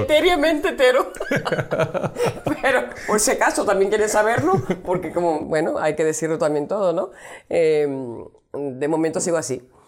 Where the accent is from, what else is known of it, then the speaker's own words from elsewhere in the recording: Venezuela; soy venezolana